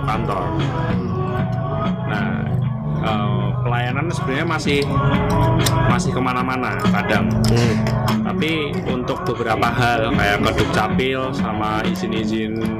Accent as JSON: {"language": "Indonesian", "town": "Ponorogo", "region": "East Java", "country": "Indonesia", "said": "di daerahku ya, Ponorogo"}